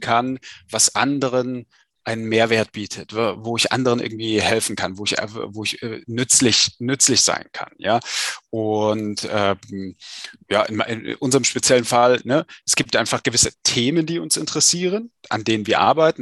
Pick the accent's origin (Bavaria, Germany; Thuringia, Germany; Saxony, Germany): Thuringia, Germany; Saalfeld; moved away as an adult; now in Berlin, Germany; ursprünglich komme ich äh, aus äh, Saalfeld an der Saale in Südthüringen und wie du schon sagtest, ne, aus, einer, aus einer Angestelltenfamilie, Arbeiterfamilie. Ähm, und äh, ja, bin dort zur Schule gegangen